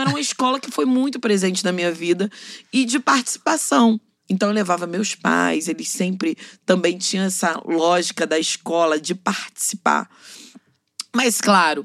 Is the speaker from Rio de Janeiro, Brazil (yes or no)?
yes; Rio de Janeiro, Brazil; Eu sou cria da Maré